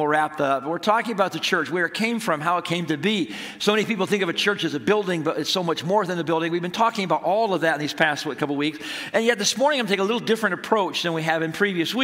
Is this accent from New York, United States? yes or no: yes; Apalachin, New York, United States; I grew up in Appalachian, New York